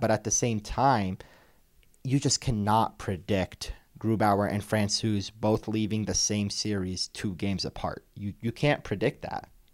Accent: Toronto, Ontario, Canada; moved away; I grew up in Toronto

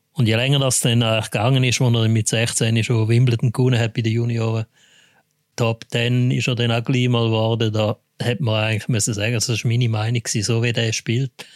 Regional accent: Switzerland; bei uns in der Schweiz

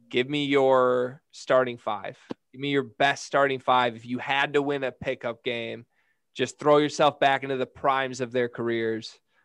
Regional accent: Lansing, Michigan, United States; I grew up in Lansing. I mean, I lived 10 minutes from Michigan State's campus my whole life.

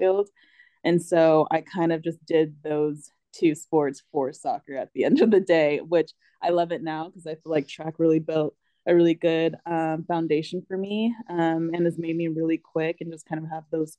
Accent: Apple Valley, California, United States; also born or lived in San Diego, California; I was born actually in San Diego, and I was there for a little bit, and then we ended up moving up to Apple Valley

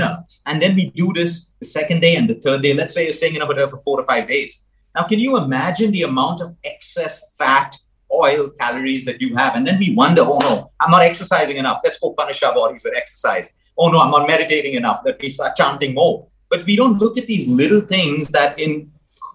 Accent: Goa, India; moved away as an adult; I grew up in Goa. School was in Goa. College was in Goa as well before I moved abroad.

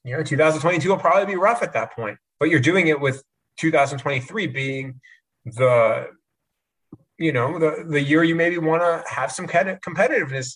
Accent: United States; I grew up in New York going to Giants Stadium for Jets games

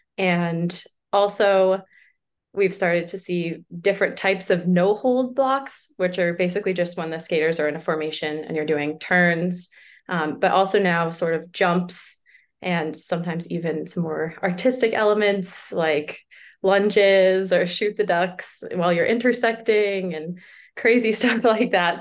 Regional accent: Boston, Massachusetts, United States; I'm from Boston, Massachusetts, or sort of around Boston

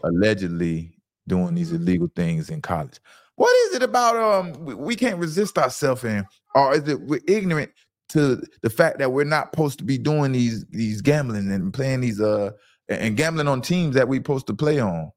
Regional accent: Fort Lauderdale, Florida, United States; I'm from Lauderdale.

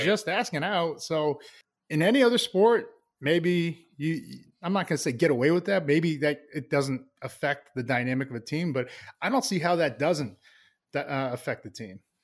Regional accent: Plainville, Massachusetts, United States; I loved growing up there. Uh, small town, Plainville, Massachusetts.

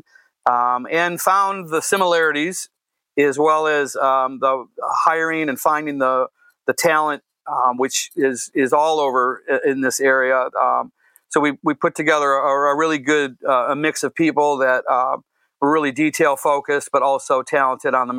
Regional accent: Detroit, Michigan, United States; we grew up in Southwest Detroit in the Holy Redeemer and St. Hedwig area over by Clark Park

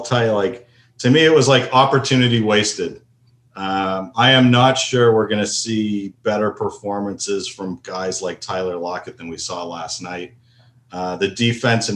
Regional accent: Toronto, Ontario, Canada; also born or lived in United States; now in Seattle, United States; I grew up in Toronto

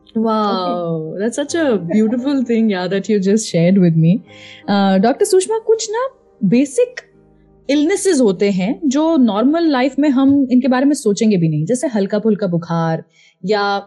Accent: Indore, Madhya Pradesh, India; इंदौर मेरा home town है

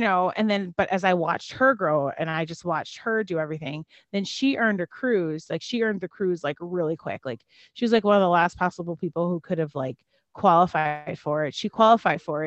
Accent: Chicago, Illinois, United States; moved away; also born or lived in Terre Haute, Indiana; I grew up in Chicago, Illinois

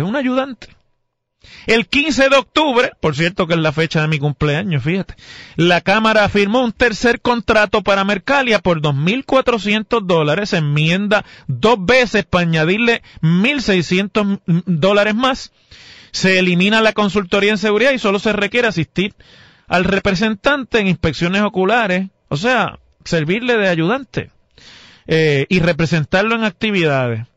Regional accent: Mayagüez, Puerto Rico; cuando yo era, todavía no podía votar, y hubo una disputa como esa en mi pueblo entre el entonces representante, que era el hoy alcalde, José Guillermo Rodríguez, y el entonces alcalde

